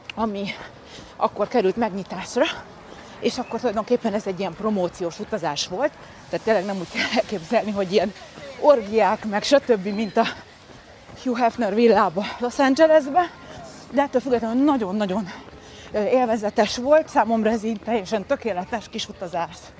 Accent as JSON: {"language": "Hungarian", "region": "Budapest", "country": "Hungary", "tie": "born or raised there", "also_born_or_lived": "Szentendre, Hungary / Folsom, California, United States", "said": "Budapesten föl? születtem, Aha. tehát igazából fővárosi lány vagyok, de aztán később tinikoromban kiköltöztünk Szentendrére"}